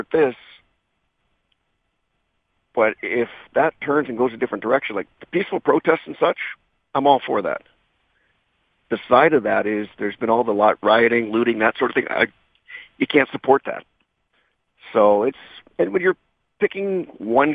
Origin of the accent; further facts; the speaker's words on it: just outside Edmonton, Alberta, Canada; I grew up just outside Edmonton, about 10 miles outside, and to actually be able to play in my hometown